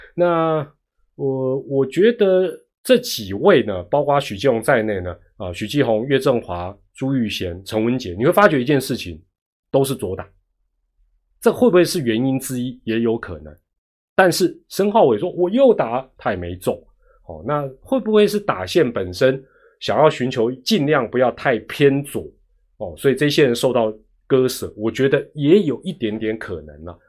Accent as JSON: {"language": "Chinese", "country": "Taiwan", "said": "当我们台湾当地主队的时候"}